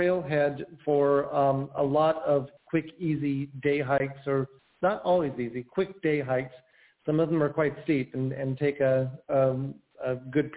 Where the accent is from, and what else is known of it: Avalon, California, United States; born or raised there